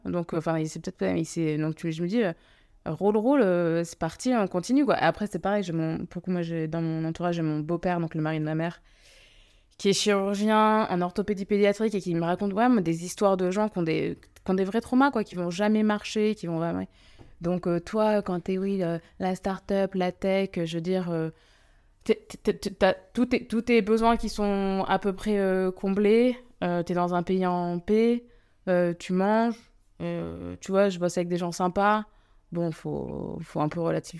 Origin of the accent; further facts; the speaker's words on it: France; je suis française, mais je suis d'origine indienne